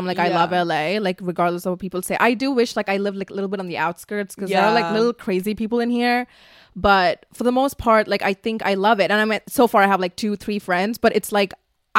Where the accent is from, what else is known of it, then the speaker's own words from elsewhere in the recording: Dubai, United Arab Emirates; moved away as an adult; now in Los Angeles, United States; I'm from the Middle East